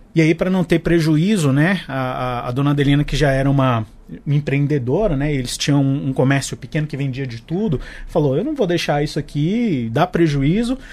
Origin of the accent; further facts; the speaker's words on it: Brasília, Federal District, Brazil; eu sou de Brasília